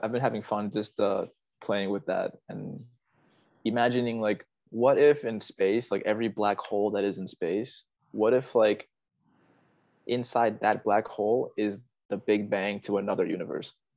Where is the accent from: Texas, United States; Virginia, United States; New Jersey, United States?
Virginia, United States; Fairfax County, Northern; also born or lived in South America; my hometown is uh, yeah, it's more left left wing